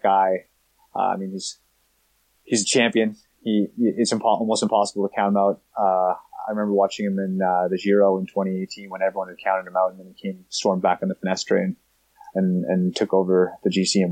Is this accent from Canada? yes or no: yes; Canada; Being Canadian